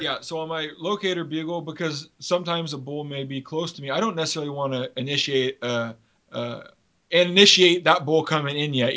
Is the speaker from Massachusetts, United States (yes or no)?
no; Washington, United States; my home state of Washington